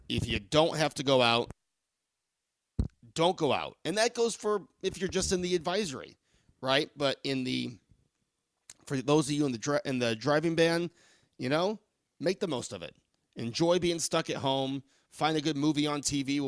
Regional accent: Buffalo, New York, United States; We're from Western New York. We're from Buffalo. We know how to drive in this.

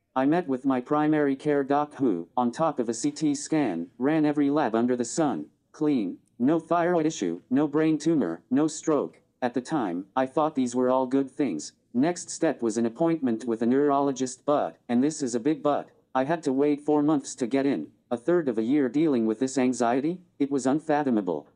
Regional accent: Lawrence, Kansas, United States; moved away as an adult; also born or lived in Saint Louis; I grew up in Lawrence, pretty normal childhood

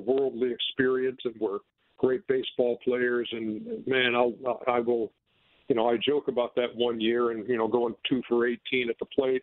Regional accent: Sandy Springs, Georgia, United States; also born or lived in Milwaukee, Wisconsin; we grew up in Sandy Springs

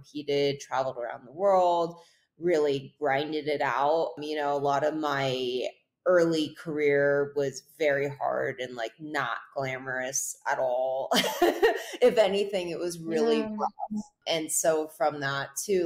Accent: North Shore, Hawaii, United States; I grew up in Hawaii on the North Shore

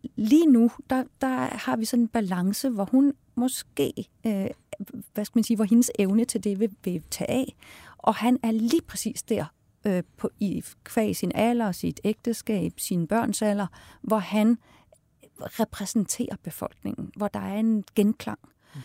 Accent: Denmark

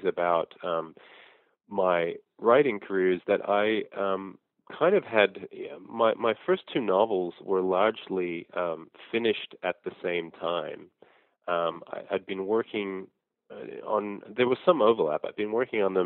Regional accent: Sydney, New South Wales, Australia; moved away as an adult; also born or lived in Brisbane / Blue Mountains; now in United States; Well, I grew up in Australia. I was born in Brisbane. Our family moved to Sydney when I was about two. We lived in the Blue Mountains for a while

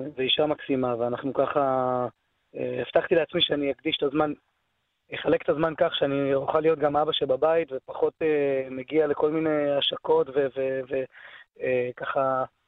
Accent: Jerusalem, Jerusalem District, Israel; כן, גדלתי בירושלים, נולדתי בירושלים

